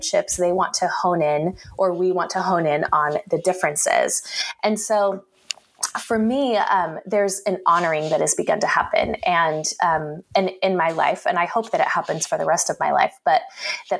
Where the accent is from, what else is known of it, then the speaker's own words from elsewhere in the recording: Salem, Oregon, United States; moved away as an adult; now in Bay Area, United States; I grew up in the state capital of Salem, so a few hours north